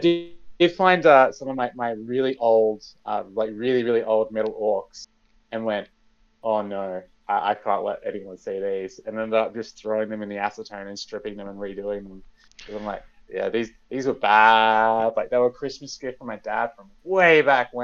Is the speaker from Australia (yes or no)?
yes; Australia